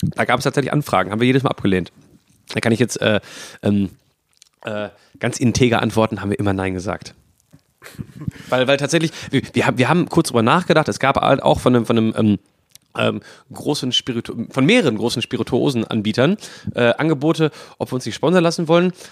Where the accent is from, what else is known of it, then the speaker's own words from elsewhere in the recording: Bochum, North Rhine-Westphalia, Germany; moved away as an adult; now in Essen, Germany; ich bin ähm, in Bochum geboren und aufgewachsen